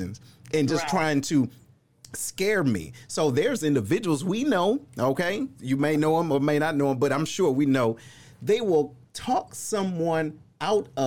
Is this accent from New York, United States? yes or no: no; Detroit, Michigan, United States; shout out to my hometown